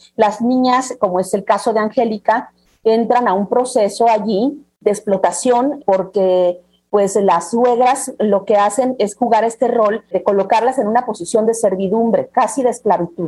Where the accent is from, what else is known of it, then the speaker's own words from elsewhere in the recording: Taxco de Alarcón, Guerrero, Mexico; also born or lived in Chilpancingo; Yo soy originaria de Tasco de Alarcón, pero curiosamente he vivido pues más de 20 años en Chilpancingo